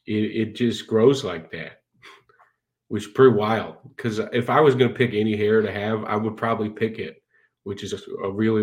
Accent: London, United Kingdom; moved away as an adult; I'm originally from London, but I picked this one up when I was in college.

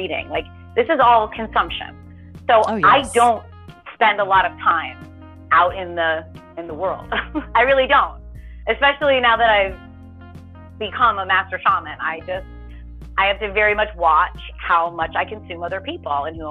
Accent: United States; I grew up right outside of Manhattan

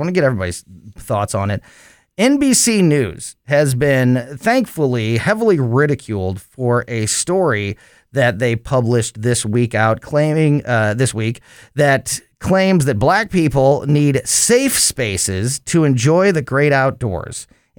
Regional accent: Florissant, Missouri, United States; where I grew up in North County and Hazelwood and Florissant, and I fished in those areas for years.

